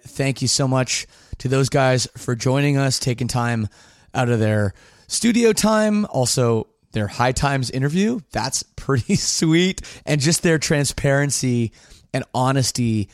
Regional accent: Canada; also born or lived in Windsor, Ontario; It's my right as a Canadian

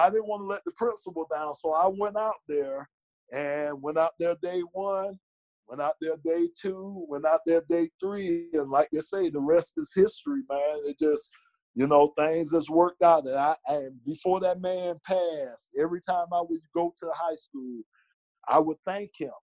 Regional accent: Miami, Florida, United States; born and raised in Miami

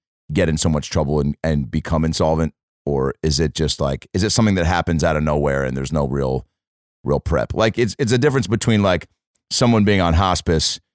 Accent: Seattle, Washington, United States; moved away; my hometown

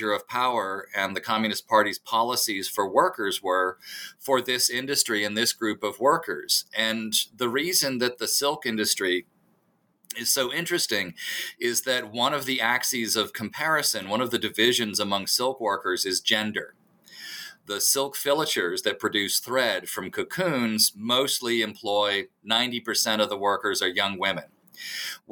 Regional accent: United States; I grew up in Reagan's America

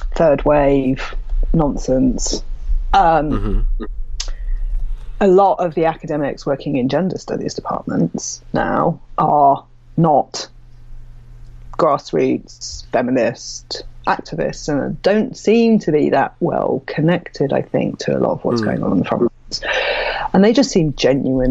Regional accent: United Kingdom

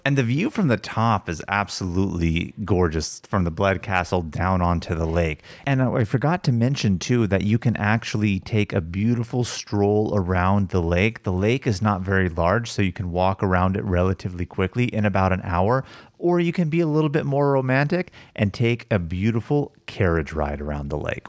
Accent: United States; being American

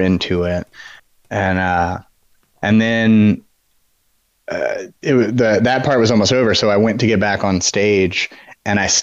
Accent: Louisiana, United States; I'm from Louisiana.

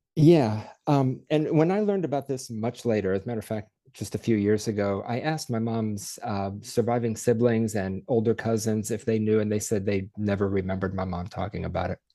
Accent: Dayton, Ohio, United States; moved away as an adult; now in Columbus, United States; I was born in Dayton, Ohio, currently live in Columbus.

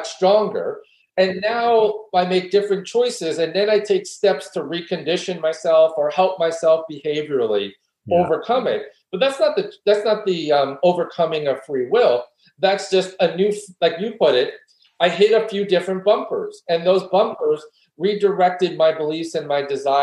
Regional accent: New York City, New York, United States; I grew up in New York City and you know, came to maturity in New York City

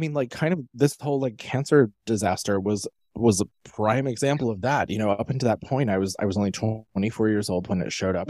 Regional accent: United States; my origin stories of growing up in Amish country. I was not Amish, but we were surrounded by them when I was growing up.

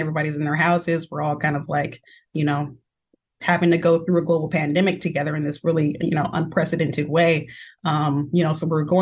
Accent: Seattle, Washington, United States; I am an artist and entrepreneur born and raised in Seattle, Washington

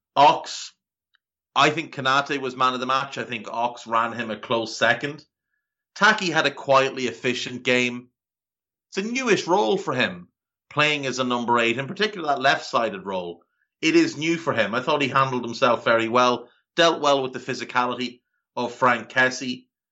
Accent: Ireland; growing up in Ireland

